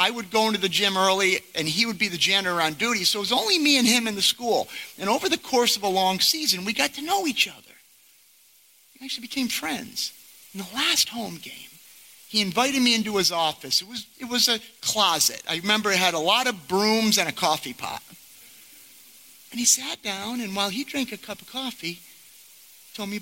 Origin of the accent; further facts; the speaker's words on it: Rotterdam, New York, United States; I was born in Rotterdam, I had three brothers, attended Chalmont schools